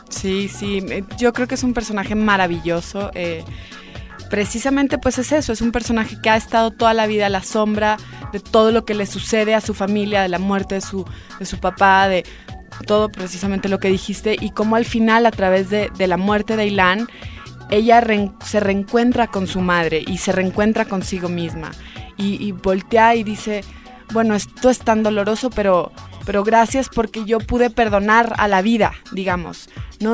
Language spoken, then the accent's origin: Spanish; Mexico; Solamente somos dos mexicanas, que es Diana Bracho y yo